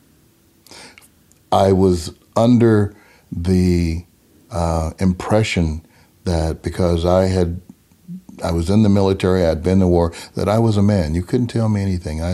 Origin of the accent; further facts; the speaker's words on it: Memphis, Tennessee, United States; I was born in Memphis, Tennessee in 1949